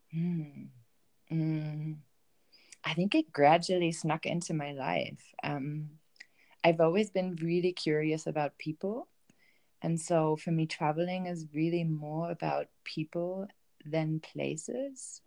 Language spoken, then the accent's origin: English; Bielefeld, North Rhine-Westphalia, Germany; moved away as an adult; I grew up in Germany. I grew up in a um, town called Bielefeld um, in Germany in the northwest, um, and I spent my first 25 years in that in that town